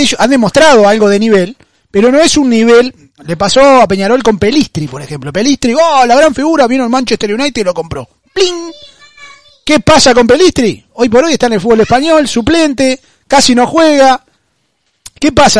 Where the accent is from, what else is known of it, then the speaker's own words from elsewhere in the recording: Argentina; yo soy argentino